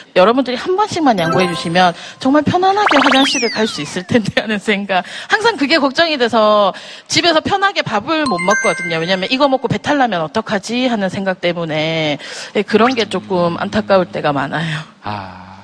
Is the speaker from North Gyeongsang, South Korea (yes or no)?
no; Ulsan, South Korea; 울산에서 온